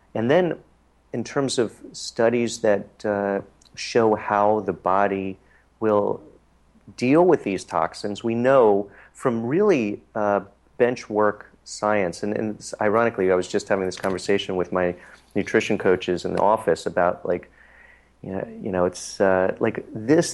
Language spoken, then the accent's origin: English; Harrisburg, Pennsylvania, United States; now in New York City, United States; my hometown of Harrisburg, Pennsylvania